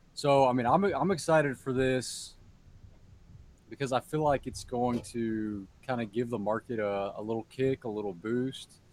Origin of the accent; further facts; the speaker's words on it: Fort Worth, Texas, United States; Fort Worth, my hometown